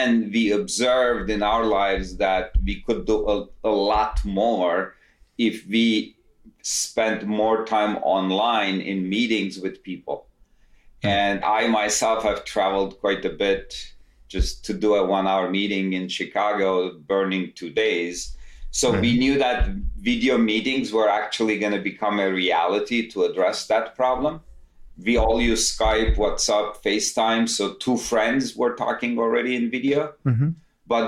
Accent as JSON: {"language": "English", "region": "Istanbul", "country": "Turkey", "moved": "as an adult", "lives_now": "United States", "said": "I'm originally from Istanbul, Turkey, came to US, did my undergrad"}